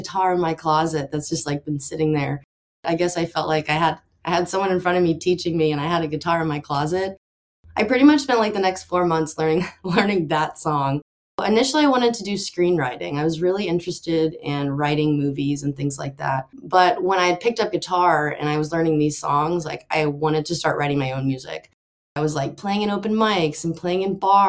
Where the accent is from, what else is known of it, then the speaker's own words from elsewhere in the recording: Austin, Texas, United States; I grew up in Austin, Texas, so that's where I am now.